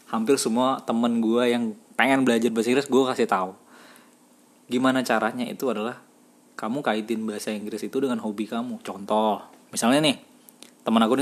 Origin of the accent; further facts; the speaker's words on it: Kalimantan, Indonesia; aku bukan dari kota aku dari desa yang terpencil